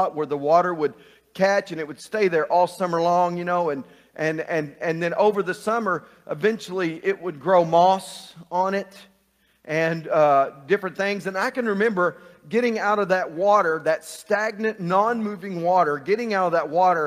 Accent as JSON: {"language": "English", "town": "Burkett", "region": "Texas", "country": "United States", "tie": "born or raised there", "said": "When I was a kid growing up in Burkett, Texas, I spent a few years living in a little town called Burkett, Texas, just right outside of Cross Plains, Texas."}